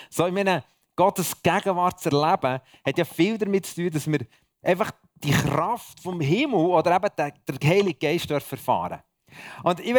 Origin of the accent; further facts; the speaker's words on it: Bern, Switzerland; merci, dass ihr mich als Berner da bei euch aushaltet ist immer wieder eine Freude, in der Schweiz oder im Ausland unterwegs zu sein.